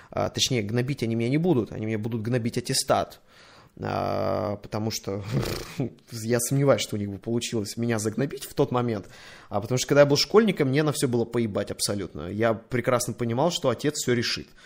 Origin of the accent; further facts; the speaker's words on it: Saint Petersburg, Russia; Я из Питера. У метро Чкаловская.